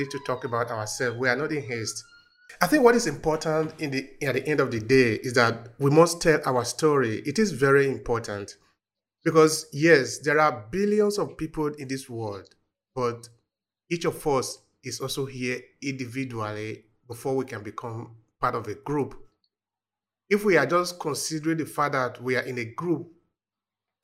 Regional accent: Uromi, Edo, Nigeria; my village where I was born in Nigeria, in Uromi.

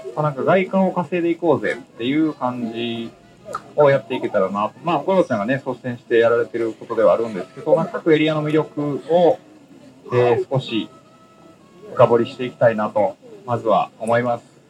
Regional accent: Minoh, Osaka, Japan; now in Shirahama, Japan; 僕、もともと大阪の箕面っていうとこ出身なんで

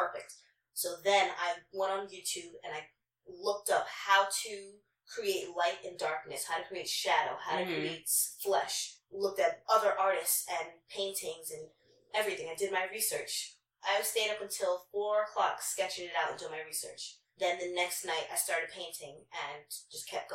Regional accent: New York City, New York, United States; also born or lived in Long Island; I'm from Queens.

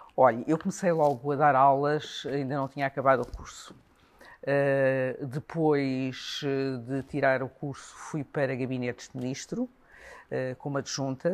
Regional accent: Portugal; somos de Portugal

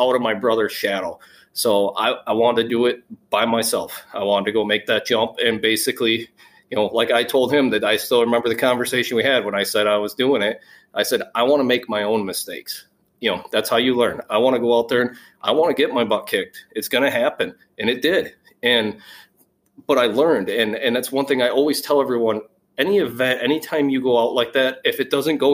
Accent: Wisconsin, United States; I'm from Wisconsin

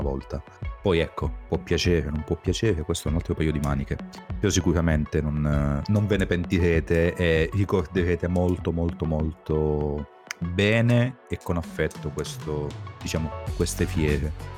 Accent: Southern Italy, Italy; siamo del Sud, tutte e due

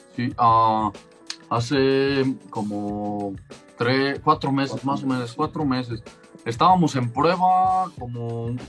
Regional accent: Mexico

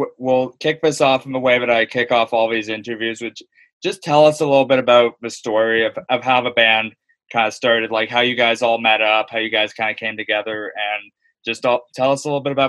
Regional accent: Aurora, Ontario, Canada; I'm from Aurora, so like very small

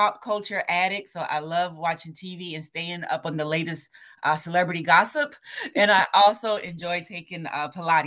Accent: Savannah, Georgia, United States; now in Kentucky, United States; being born and raised in Savannah

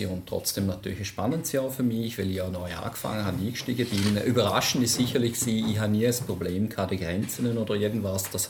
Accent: Switzerland; Ich bin, wie man sicherlich gehört, bin ich Schweizer. Ich bin einer der wenigen Pendler, die regelmäßig aus der Schweiz nach Vorarlberg pendelt, von St. Gallen nach

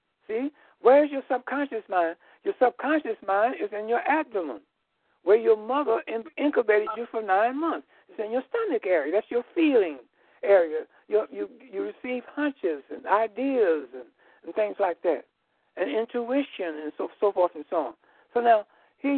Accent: Chicago, Illinois, United States; I was born here in Illinois, in Chicago, Illinois

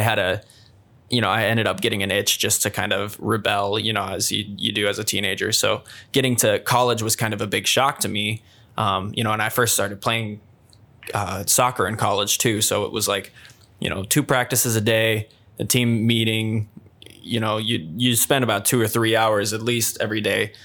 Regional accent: Sioux Falls, South Dakota, United States; moved away as an adult; also born or lived in Storm Lake, Iowa; my hometown, Sioux Falls.

